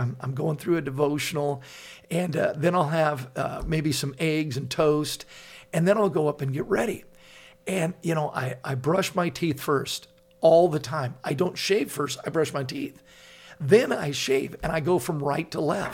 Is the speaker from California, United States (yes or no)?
yes; Laguna Beach, California, United States; I grew up in Laguna Beach, and there's guys in my high school that are driving in with Porsches, BMWs